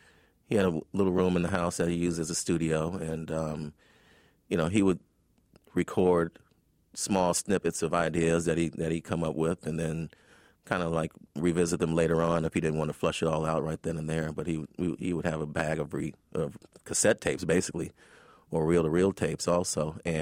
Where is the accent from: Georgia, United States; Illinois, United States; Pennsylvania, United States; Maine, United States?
Illinois, United States; Chicago; As a poor black kid growing up in Chicago, I mean, you're just very observant.